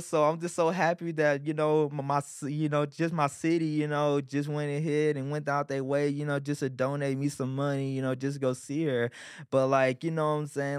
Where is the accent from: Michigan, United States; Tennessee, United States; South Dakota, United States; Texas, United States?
Texas, United States; Arlington; also born or lived in Beaumont, Texas / Irving, Texas; I got raised in Arlington, you know, and part of Irving